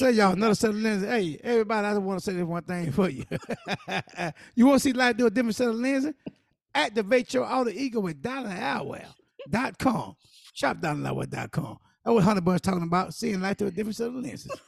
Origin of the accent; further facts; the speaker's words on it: South Carolina, United States; I'm from South Carolina